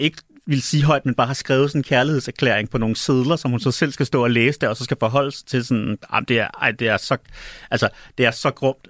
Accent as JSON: {"language": "Danish", "country": "Denmark", "also_born_or_lived": "Chicago, United States", "accent": "Danish"}